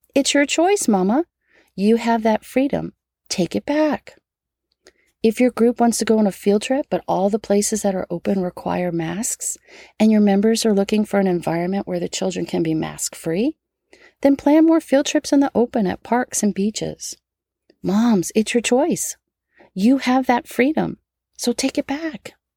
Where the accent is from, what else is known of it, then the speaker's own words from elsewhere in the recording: United States; as an American patriot